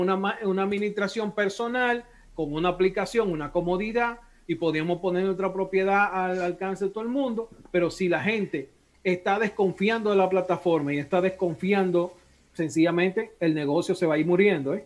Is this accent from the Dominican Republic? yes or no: yes; Dominican Republic; Yo soy dominicano